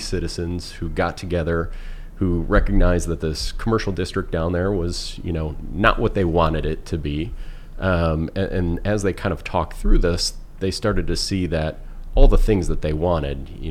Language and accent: English; Geneva, Illinois, United States; moved away as an adult; also born or lived in Dallas, Texas; now in Pekin, United States; I grew up in Geneva, Illinois, so along the Fox River there